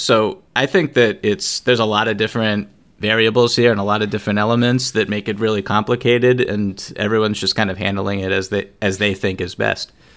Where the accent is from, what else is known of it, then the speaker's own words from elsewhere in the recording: outside of Boston, Massachusetts, United States; growing up outside of Boston